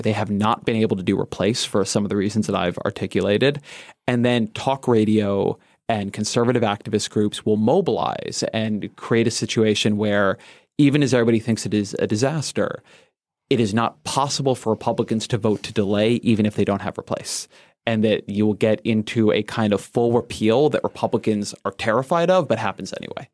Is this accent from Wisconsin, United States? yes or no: no; Southern California, United States; moved away; I grew up in Southern California